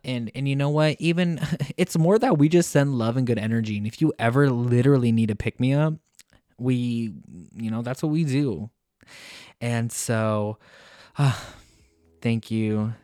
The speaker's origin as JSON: {"language": "English", "country": "United States", "also_born_or_lived": "Cork, Ireland", "moved": "as an adult", "lives_now": "Mannheim, Germany", "said": "We're from the United States"}